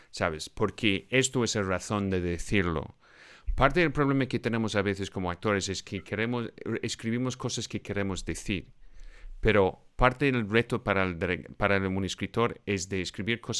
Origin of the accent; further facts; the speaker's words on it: Scotland, United Kingdom; soy de Escocia